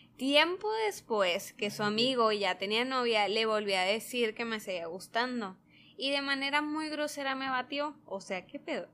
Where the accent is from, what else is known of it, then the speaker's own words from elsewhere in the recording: Sonora, Mexico; accent: Sonoran; con nuestro acento sonorense